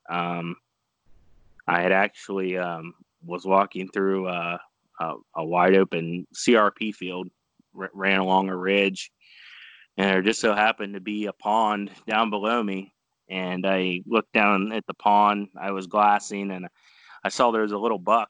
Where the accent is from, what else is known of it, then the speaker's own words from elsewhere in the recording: Caldwell, Ohio, United States; also born or lived in Senecaville, Ohio; originally I'm from the Caldwell area, so I just mm. moved uh, north about 20 minutes